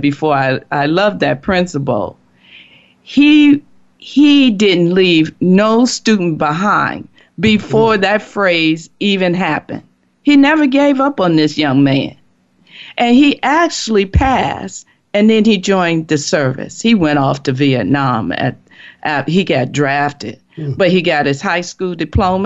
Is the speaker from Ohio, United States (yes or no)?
no; Chicago, Illinois, United States; I'm from Chicago, and I grew up there, went to school there.